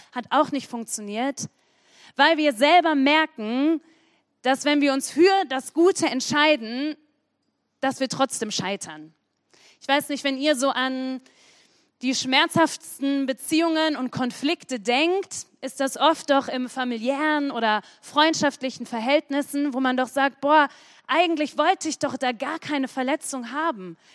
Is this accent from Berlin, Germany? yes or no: no; Sprockhövel, North Rhine-Westphalia, Germany; Ich komme aus dem bedeutenden Ort Sprockhövel